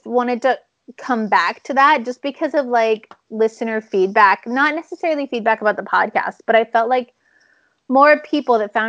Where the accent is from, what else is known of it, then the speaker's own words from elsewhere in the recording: United States; now in Sweden; I'm an American citizen